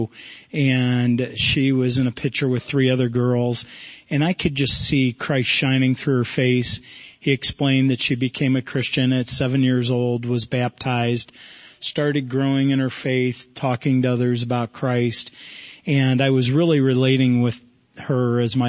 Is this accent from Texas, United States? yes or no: no; Akron, Ohio, United States; moved away as an adult; also born or lived in Thailand; now in Washington, United States; My wife and I grew up in the Akron area.